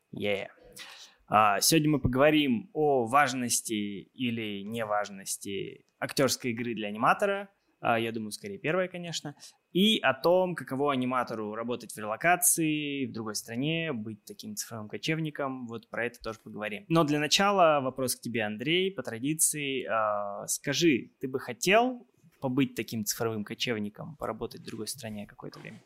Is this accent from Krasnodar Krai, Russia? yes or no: no; Kemerovo, Kemerovo Oblast, Russia; also born or lived in Saint Petersburg; now in Moscow, Russia; я из Кемерово сам